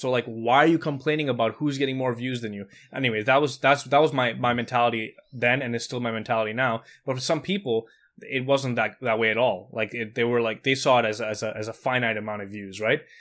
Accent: Montreal, Quebec, Canada; I grew up in Montreal

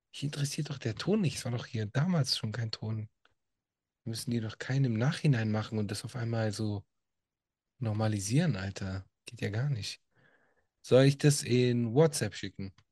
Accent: Italy; Und äh, als Italiener sage ich auch ein ganz großes Scheiß auf Mussolini.

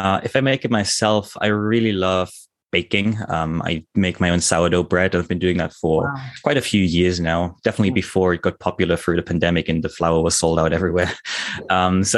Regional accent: Germany; moved away as an adult; also born or lived in United Kingdom; now in Tokyo, Japan; I'm originally German. I grew up in Germany in a tiny little village

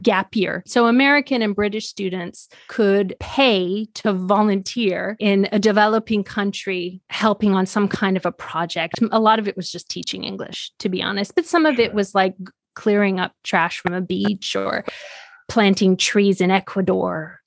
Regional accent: Switzerland; moved away; also born or lived in China / Denver; I'm Swiss

